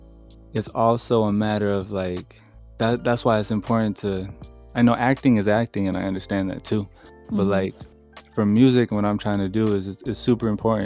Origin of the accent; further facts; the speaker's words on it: California, United States; also born or lived in San Jose / Hollister / Fresno / Los Angeles; So I kind of like grew up all over California. Mm-hmm. I was born in San Jose, and then I was born in San Jose. I moved to Hollister, and then I moved to Fresno, and then I moved to Los Angeles